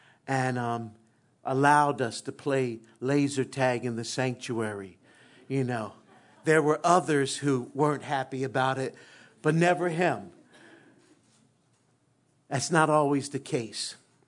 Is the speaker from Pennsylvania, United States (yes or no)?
yes; Philadelphia, Pennsylvania, United States; growing up in West Philly, born and raised, sometimes you just kind of have a lot of mouth